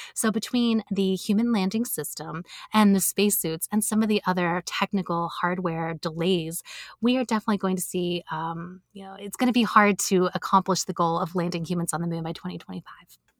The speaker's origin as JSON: {"language": "English", "country": "United States", "said": "I'm an American"}